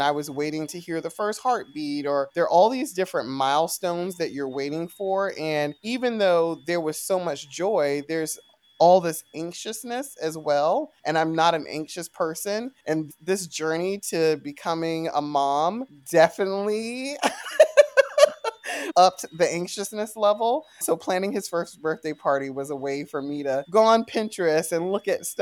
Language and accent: English; South Carolina, United States; moved away; I grew up in South Carolina